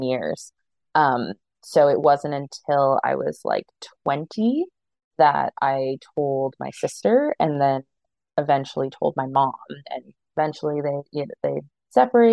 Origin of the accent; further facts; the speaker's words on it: Toronto, Ontario, Canada; I'm a born and bred Torontonian. I've lived in Canada for most of my life